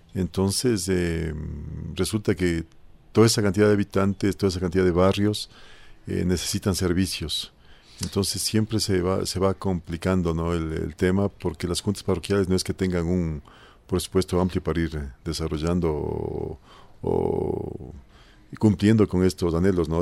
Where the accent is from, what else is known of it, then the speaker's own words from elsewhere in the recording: Conocoto, Pichincha, Ecuador; He visto desarrollarse a la parroquia eh, desde cuando teníamos, era un pueblito, realmente una parroquia rural, ahora Conocoto casi es una parroquia